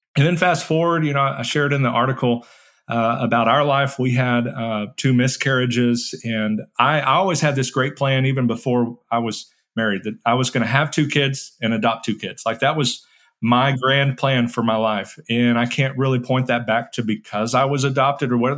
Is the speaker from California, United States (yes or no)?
yes; San Bernardino, California, United States; I was born in San Bernardino, California to a teen mom